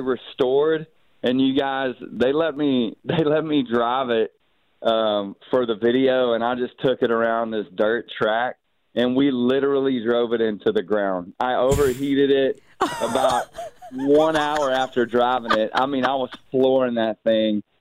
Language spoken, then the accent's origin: English; Mobile, Alabama, United States; growing up where I grew up in Mobile